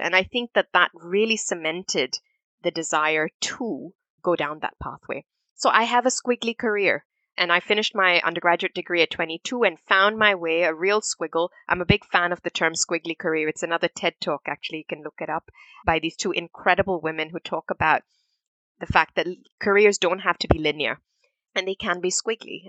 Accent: Singapore; also born or lived in India / Manchester, United Kingdom; we moved to Singapore as a family in, in 84, and that was home for me. Growing up in Singapore

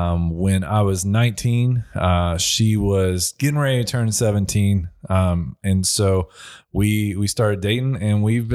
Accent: Clarksville, Indiana, United States; I am from Clarksville, Indiana. So this is my home. You know, I'm almost 40 now, and I think I've moved about 12 miles like in separation my whole life. So kind of homegrown here.

